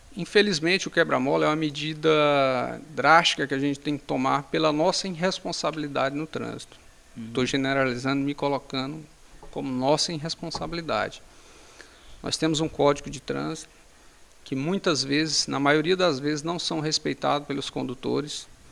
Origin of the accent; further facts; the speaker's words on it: Paraíso do Tocantins, Tocantins, Brazil; nasci aqui em Paraíso é, em 1976. Desde sempre moro aqui na nossa cidade, cresci na nossa cidade